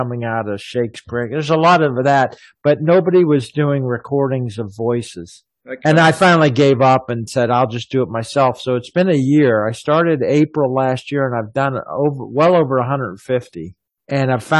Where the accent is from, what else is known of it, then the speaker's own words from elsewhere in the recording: United States; moved away as an adult; also born or lived in Kuwait / Cairo, Egypt; I was from the States originally